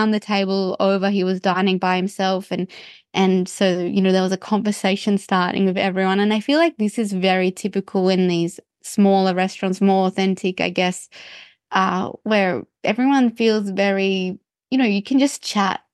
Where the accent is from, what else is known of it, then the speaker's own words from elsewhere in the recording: Australia; as a, as an Australian